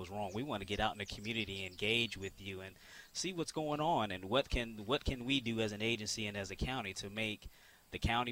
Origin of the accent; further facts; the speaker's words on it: California, United States; moved away; I was born and raised in California